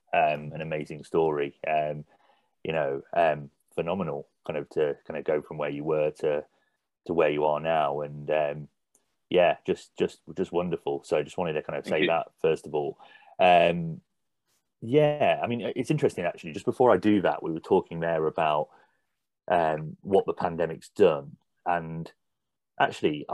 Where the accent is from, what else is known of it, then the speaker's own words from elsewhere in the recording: Nottingham, East Midlands, United Kingdom; now in Birmingham, United Kingdom; I'm an adopted Brummie, by the way, I'm from Nottingham originally.